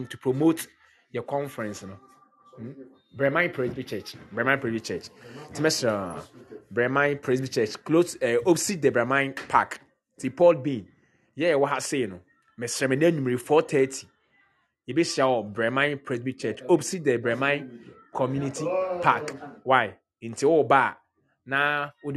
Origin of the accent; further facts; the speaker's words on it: Ghana; I'm also a Ghanaian